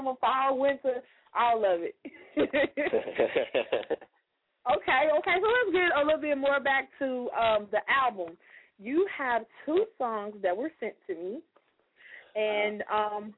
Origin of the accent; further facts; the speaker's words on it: Chicago, Illinois, United States; moved away as an adult; now in Georgia, United States; I'm from Chicago